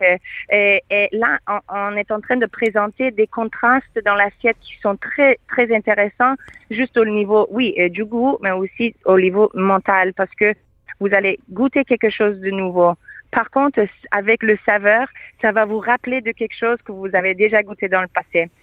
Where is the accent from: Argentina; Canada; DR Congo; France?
Canada; Quebec; now in Modena, Italy; je suis canadienne